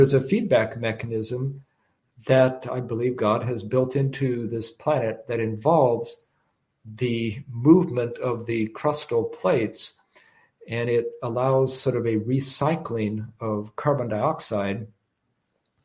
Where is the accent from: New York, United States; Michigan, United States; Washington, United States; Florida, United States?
Washington, United States; moved away; I'm from Washington State originally